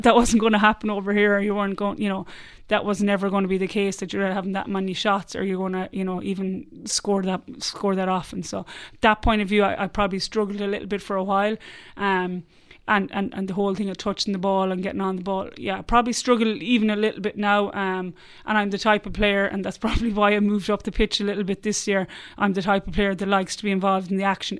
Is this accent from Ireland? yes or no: yes; Ireland; accent: Irish; moved away as an adult; now in Australia; a bad Irish accent